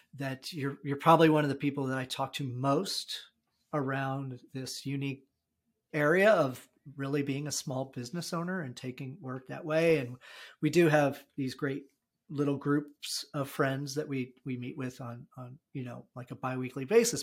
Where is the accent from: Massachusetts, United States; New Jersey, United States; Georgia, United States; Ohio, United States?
New Jersey, United States; also born or lived in Arizona; we had recently moved from Arizona to New Jersey. So I, I predominantly grew up in New Jersey